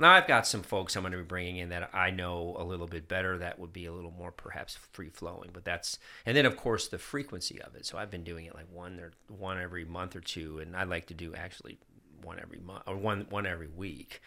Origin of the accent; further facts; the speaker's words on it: Germany; moved away; also born or lived in upstate New York; I grew up in Germany